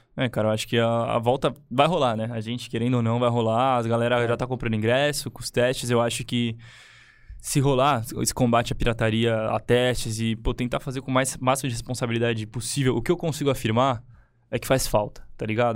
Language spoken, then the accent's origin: Portuguese; ABC Paulista, São Paulo, Brazil; eu que sou da ABC